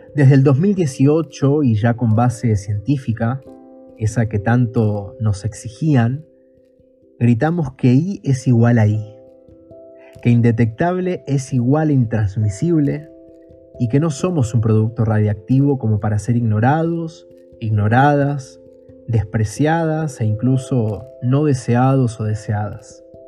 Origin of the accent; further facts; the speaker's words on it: Buenos Aires, Argentina; soy de Buenos Aires, Argentina